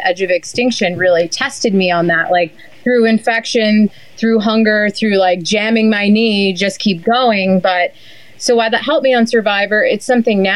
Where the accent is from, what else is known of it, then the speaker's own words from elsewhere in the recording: New Hampshire, United States; I used to hang out in my hometown in New Hampshire with the 80-year-olds in the cafe